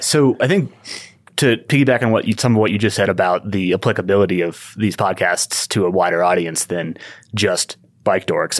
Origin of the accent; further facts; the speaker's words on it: Ithaca, New York, United States; moved away as an adult; also born or lived in Southern California; grew up in Ithaca, New York, and started mountain biking there when I was ten or eleven